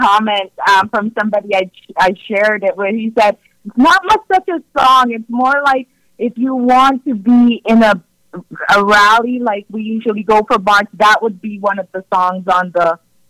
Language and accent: English; Canada; It's awesome being Canadian. It's awesome being a Canadian, and I'm proud to be, you know, a part of this country